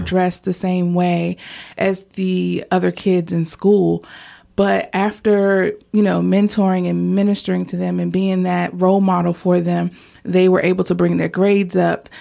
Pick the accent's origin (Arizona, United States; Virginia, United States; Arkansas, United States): Virginia, United States; Portsmouth; I grew up in Churchland area of Portsmouth